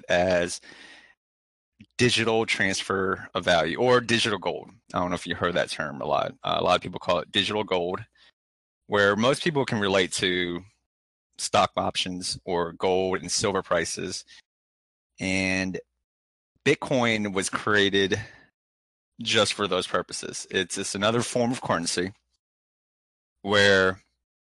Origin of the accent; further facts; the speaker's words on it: United States; We're both from the US